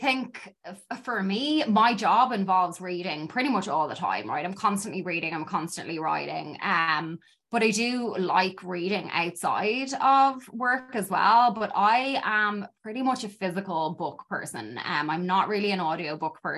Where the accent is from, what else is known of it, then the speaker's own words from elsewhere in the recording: Dublin, Leinster, Ireland; moved away as an adult; now in Chicago, United States; growing up in Dublin